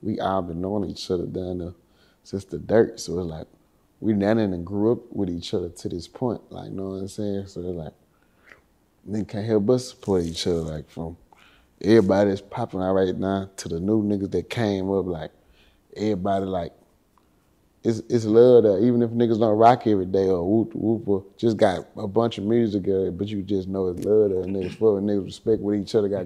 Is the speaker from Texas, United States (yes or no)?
yes; Houston, Texas, United States; I'm from Tickwood across the track